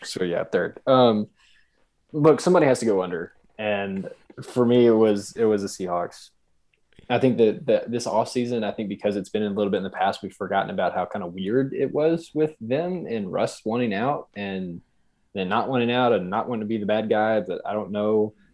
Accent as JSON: {"language": "English", "town": "Lubbock", "region": "Texas", "country": "United States", "said": "I'm from Lubbock, Texas."}